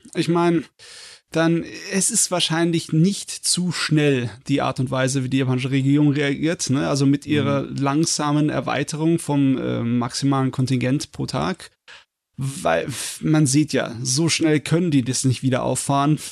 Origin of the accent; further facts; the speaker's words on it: Germany; bei uns in Deutschland